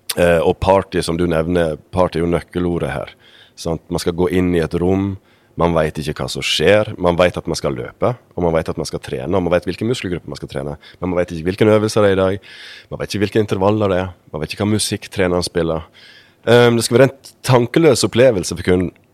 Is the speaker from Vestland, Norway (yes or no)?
yes; Sogndal, Vestland, Norway; moved away as an adult; also born or lived in Bergen; Jeg kommer opprinnelig fra Sogndal